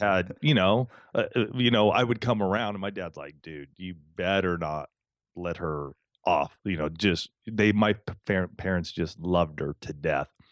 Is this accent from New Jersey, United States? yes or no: no; Southern California, United States; we we grew up here in Southern California.